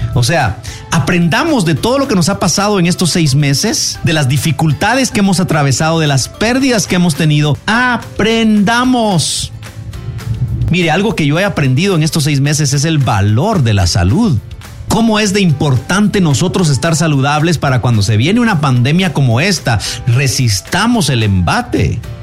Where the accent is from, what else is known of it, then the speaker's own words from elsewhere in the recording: Guatemala; Somos guatemaltecos